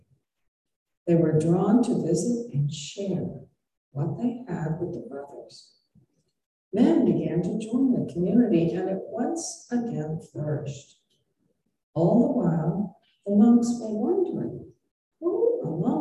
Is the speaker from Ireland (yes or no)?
yes; Ireland; I'm Irish